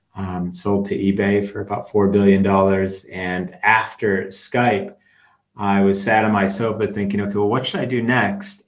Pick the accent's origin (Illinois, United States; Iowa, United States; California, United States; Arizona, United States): Illinois, United States; Chicago; moved away; also born or lived in Norway; I'm half Norwegian, half American. Um, uh, from the age of about five, I grew up in Chicago